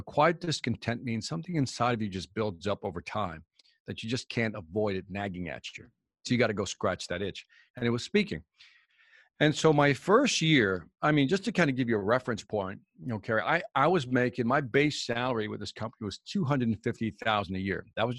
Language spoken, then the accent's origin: English; Chicago, Illinois, United States; Oh, but I'm from Chicago, so that was just music in the background to me.